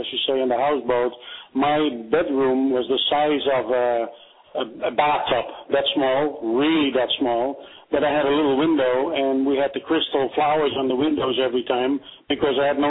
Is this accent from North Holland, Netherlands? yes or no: yes; Amsterdam, North Holland, Netherlands; English is a second language; moved away as an adult; also born or lived in Bennekom, Netherlands; now in United States; when we moved from Amsterdam to a place called Bennekom